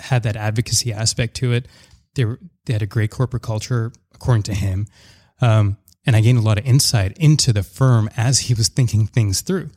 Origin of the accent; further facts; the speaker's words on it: Surrey, British Columbia, Canada; also born or lived in Montreal; I grew up in Surrey and an area in Surrey called Wally.